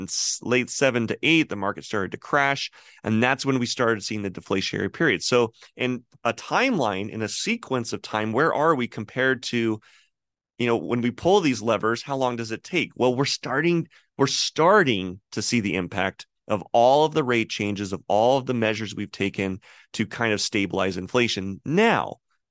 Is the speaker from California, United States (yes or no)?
yes; California, United States; It was the house that I grew up in California.